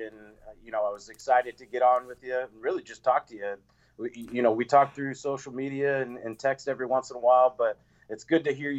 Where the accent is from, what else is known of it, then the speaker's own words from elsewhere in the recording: Lawrence, Kansas, United States; I'm born and raised in Lawrence, and basically my whole family went to KU.